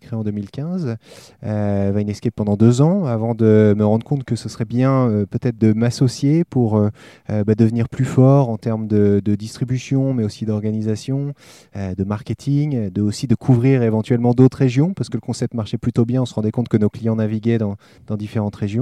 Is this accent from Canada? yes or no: no; Épernay, Grand Est, France; dans ma région natale. Je suis né à Épernay, la région du Champagne